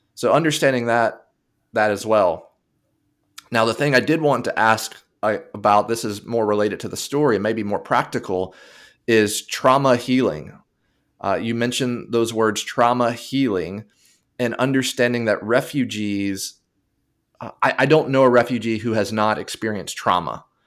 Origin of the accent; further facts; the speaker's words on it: United States; I'm speaking from the United Spa-, United States perspective.